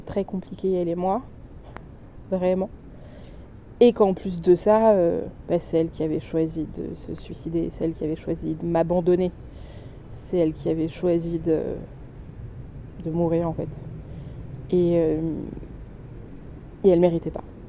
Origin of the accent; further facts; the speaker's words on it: south of France, France; du sud, euh, de là où j'ai grandi.